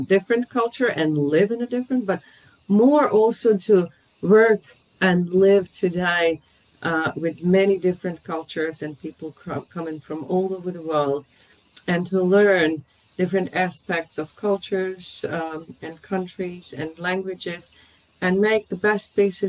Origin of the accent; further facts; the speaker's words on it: Bosnia & Herzegovina; moved away as an adult; also born or lived in Austria / Germany; now in Dortmund, Germany; I was born in Austria. My parents have been there at that point of time for a couple of years, but grew up in Bosnia, in former Yugoslavia, today Bosnia, and have been there until the Balkan War started when I moved as a 20-year-old over to Germany.